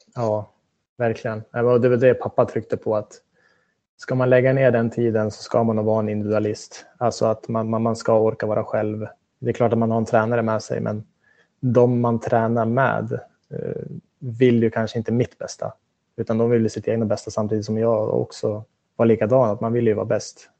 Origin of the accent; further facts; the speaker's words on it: Västerås, Västmanland, Sweden; moved away; Jag slet på med mina träningar hemma i Västerås